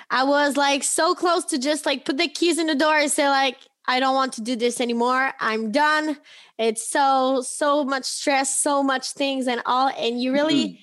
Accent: France; accent: French; English is a second language; sorry for my big accent, French girl, but I hope you really really love it.

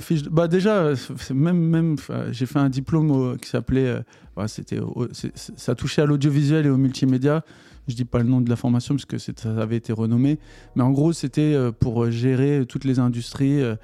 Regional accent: Paris, Île-de-France, France; also born or lived in New York; je suis un vrai Parisien

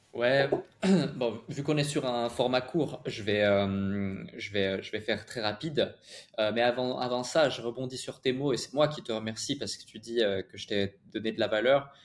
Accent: Switzerland; j'ai grandi en Suisse

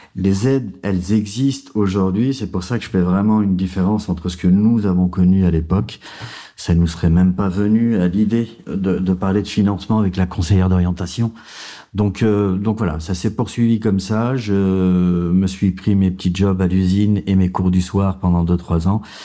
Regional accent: Vénissieux, Auvergne-Rhône-Alpes, France; J'ai grandi en banlieue, à Vénissieux, au Minguette

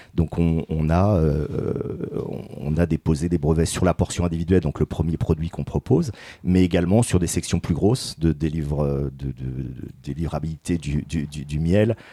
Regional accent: Paris region, Île-de-France, France; moved away as an adult; now in Chemillé, France; Je viens de région parisienne

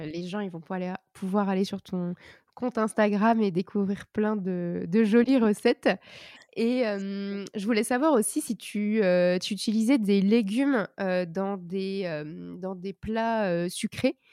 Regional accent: Brittany, France; je suis bretonne

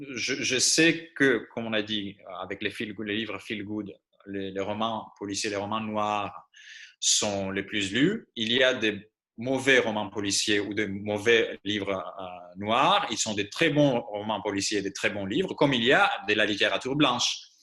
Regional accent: Greece; born or raised there; first language Greek; French is a second language; moved away as an adult; now in France

